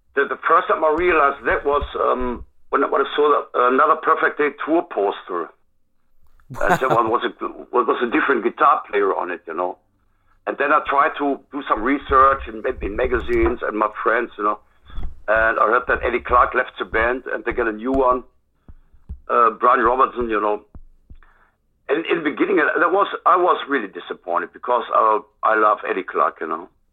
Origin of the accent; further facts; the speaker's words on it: Germany; English is a second language; here in my hometown